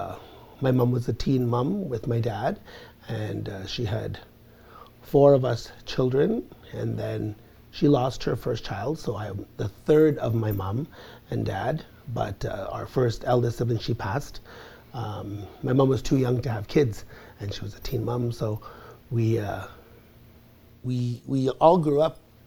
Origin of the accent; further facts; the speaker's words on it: Garden River First Nation, near Sault Ste. Marie, Ontario, Canada; I'm from the Garden River First Nation